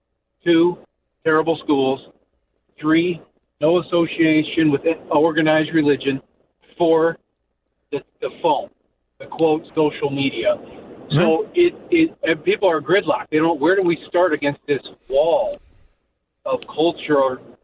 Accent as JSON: {"language": "English", "town": "Chicago", "region": "Illinois", "country": "United States", "tie": "born or raised there", "moved": "as an adult", "lives_now": "Indiana, United States", "said": "I was born in Chicago, lived most of my life in the suburbs. I live in Indiana now"}